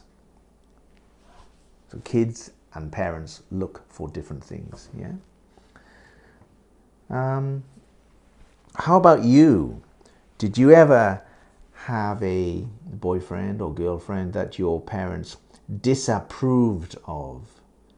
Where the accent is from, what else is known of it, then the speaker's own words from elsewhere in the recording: United Kingdom; now in Japan; I live in Japan, yes, but I'm British.